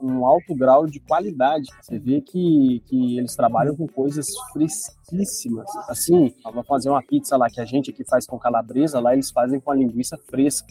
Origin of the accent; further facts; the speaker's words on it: Minas Gerais, Brazil; A gente já é mineiro mineiro